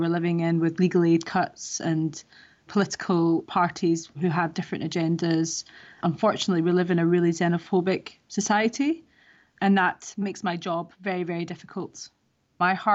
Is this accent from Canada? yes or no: no; Scotland, United Kingdom; moved away as an adult; also born or lived in Middle East; now in London, United Kingdom; I grew up in Scotland from a very young age in a very conservative Muslim family